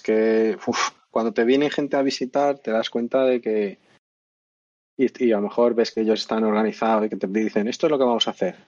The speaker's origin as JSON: {"language": "Spanish", "town": "Madrid", "region": "Community of Madrid", "country": "Spain", "moved": "as an adult", "lives_now": "Andalusia, Spain", "said": "yo soy de Madrid aquí por casualidad."}